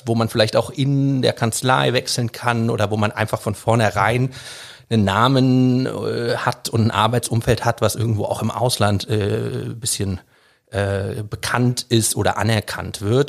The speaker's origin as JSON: {"language": "German", "town": "Düsseldorf", "region": "North Rhine-Westphalia", "country": "Germany", "tie": "born or raised there", "also_born_or_lived": "London", "said": "ich bin in Düsseldorf groß geworden"}